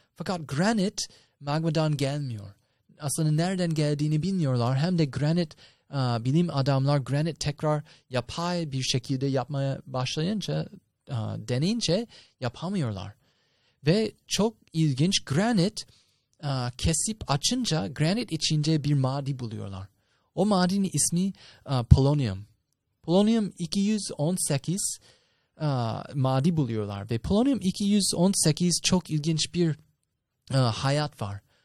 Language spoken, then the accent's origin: Turkish; United States; moved away; ben Amerikalıyım.